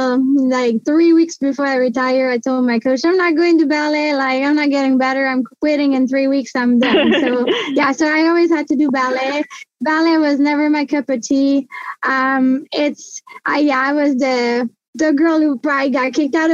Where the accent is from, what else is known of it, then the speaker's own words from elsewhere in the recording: Gatineau, Quebec, Canada; first language French; English is a second language; also born or lived in Montreal; So I grew up in Gatineau, Quebec